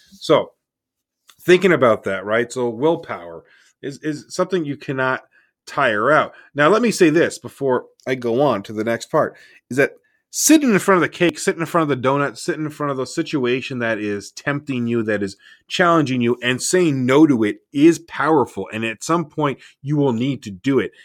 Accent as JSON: {"language": "English", "country": "Canada", "said": "I'm Canadian"}